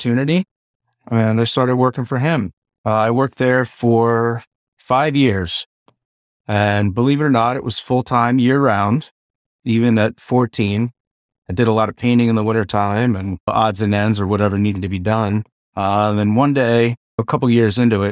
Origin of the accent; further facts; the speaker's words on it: Eastern Shore, Maryland, United States; I grew up on the Eastern Shore, Maryland